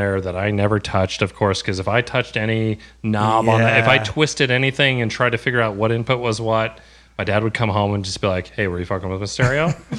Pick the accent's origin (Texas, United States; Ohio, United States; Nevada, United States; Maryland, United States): Nevada, United States; Carson City; So I grew up in Carson City, Nevada, Lake Tahoe area.